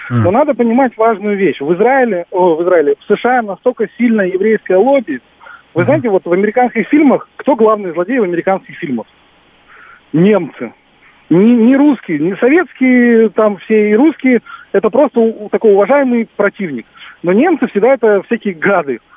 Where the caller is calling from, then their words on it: Moscow, Russia; Да, здравствуйте. Москва.